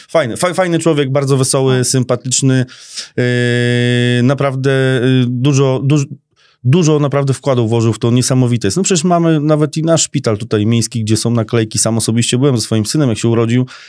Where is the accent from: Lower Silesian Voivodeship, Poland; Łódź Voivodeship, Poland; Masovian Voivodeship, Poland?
Łódź Voivodeship, Poland; Skierniewice; ja się urodziłem w Skierniewicach tu jestem